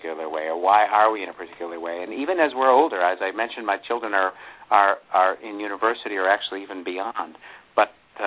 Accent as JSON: {"language": "English", "town": "Buffalo", "region": "New York", "country": "United States", "tie": "born or raised there", "said": "I grew up in the Buffalo area"}